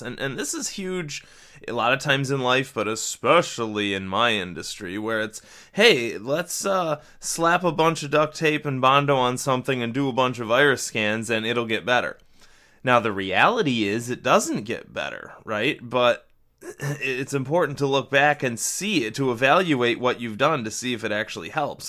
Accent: Western New York, United States; my home office somewhere in Western New York

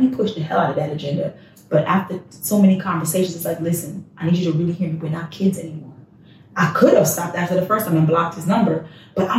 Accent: Trinidad & Tobago; now in Texas, United States; I'm not even Jamaican. I'm Trinidadian

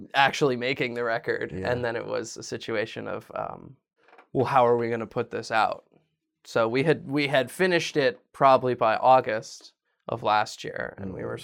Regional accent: Virginia, United States; I'm from Virginia

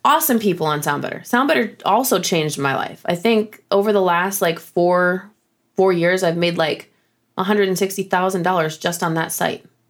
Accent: Flint, Michigan, United States; moved away as an adult; also born or lived in Boston / Nashville; I grew up in Michigan, grew up in Flint, Michigan, and then I moved to Boston

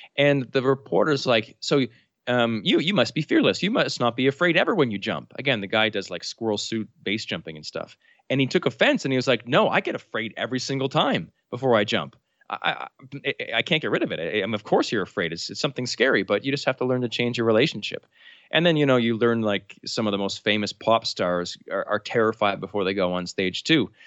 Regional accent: New Brunswick, Canada; I'm Canadian, uh, from the province of New Brunswick, which is right above Maine in, in Canada.

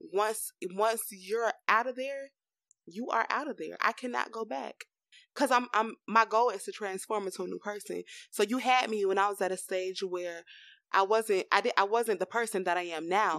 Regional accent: Florida, United States; we are from Florida. We didn't even tell y'all that. We are in this hot state

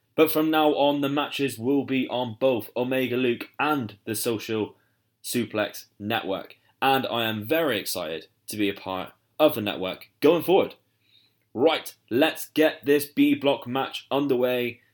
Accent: United Kingdom; I am obviously from the U K, As you can tell by my accent

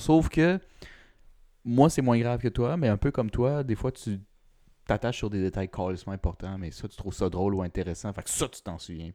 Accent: Quebec, Canada; je suis québécois, puis latino

